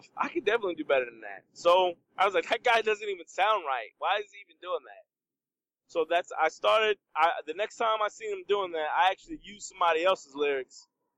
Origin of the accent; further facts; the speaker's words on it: Trenton, New Jersey, United States; I grew up in Trenton, New Jersey